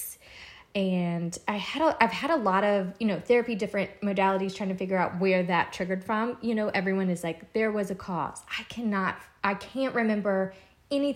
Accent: Louisiana, United States; moved away as an adult; now in Charleston, United States; I'm originally from Louisiana. I moved to Charleston

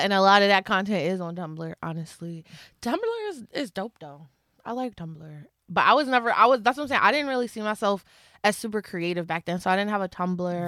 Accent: Philadelphia, Pennsylvania, United States; I'm from Philly

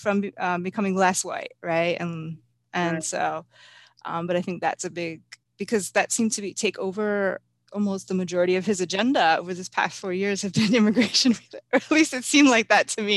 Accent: United States; I grew up in the United States, that I'm not an immigrant either myself

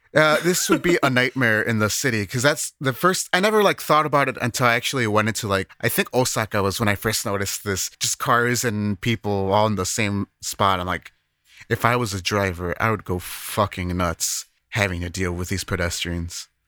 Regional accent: Chicago, Illinois, United States; now in Japan; I'm a Chicagoan

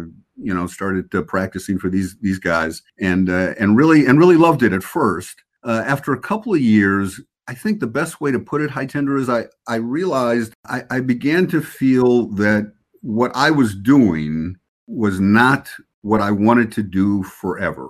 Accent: Chicago, Illinois, United States; also born or lived in Honolulu; now in New York, United States; I grew up in Chicago.

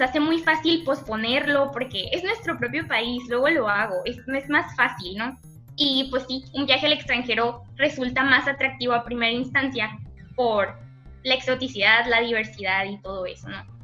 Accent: Mexico; como mexicanos

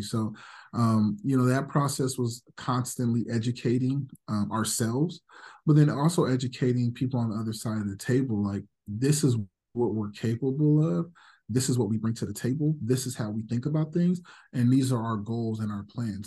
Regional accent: Las Vegas, Nevada, United States; also born or lived in Los Angeles; I was born in L A, but I grew up in Vegas

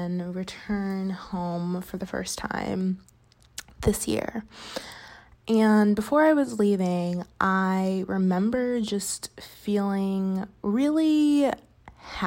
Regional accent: Chicago, Illinois, United States; moved away as an adult; now in Los Angeles, United States; I live in LA, but I'm from Chicago

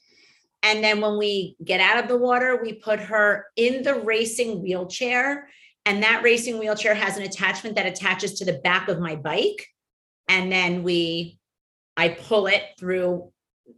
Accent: Miami, Florida, United States; born or raised there

